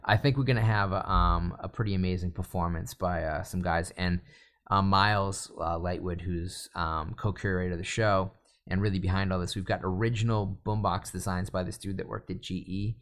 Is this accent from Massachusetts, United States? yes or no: yes; North Shore of Boston, Massachusetts, United States; also born or lived in Lynn / Salem; now in California, United States; As a kid growing up in the North Shore of Boston